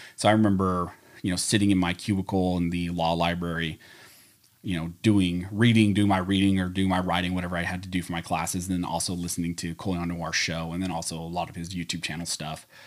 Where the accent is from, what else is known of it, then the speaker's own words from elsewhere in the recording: California, United States; also born or lived in Pennsylvania; where I grew up in California, where we only had indoor ranges